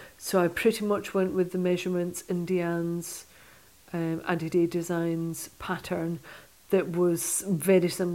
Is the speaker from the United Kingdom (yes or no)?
yes; Stranraer, Scotland, United Kingdom; I used to curl when I was younger, when I was growing up in Stranraer in southwest Scotland.